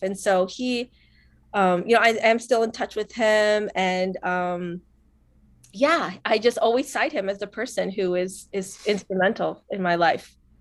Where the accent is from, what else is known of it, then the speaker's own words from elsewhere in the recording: Northwest Indiana, United States; also born or lived in Colombia; I'm from Northwest Indiana